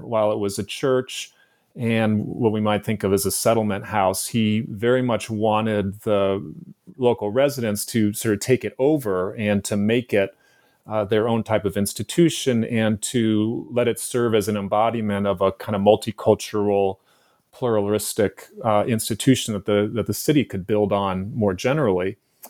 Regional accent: San Francisco, California, United States; And that probably derives from my childhood growing up in San Francisco in the 1970s and 1980s.

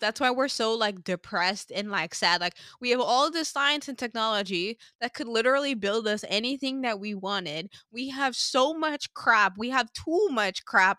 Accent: Sint Maarten; now in Toronto, Canada; growing up on Sint Maarten, like we were exposed to growing with nature

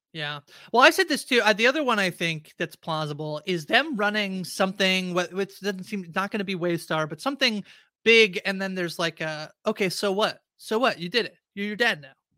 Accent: Canada; I'm Canadian

